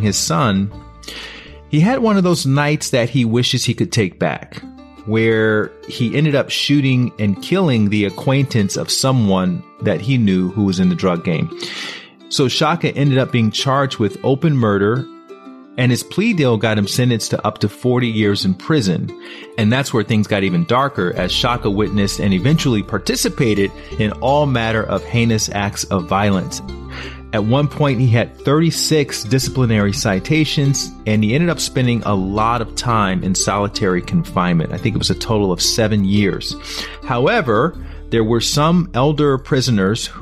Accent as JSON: {"language": "English", "town": "Montgomery", "region": "Alabama", "country": "United States", "tie": "born or raised there", "said": "I grew up down in Montgomery, Alabama in the 70s."}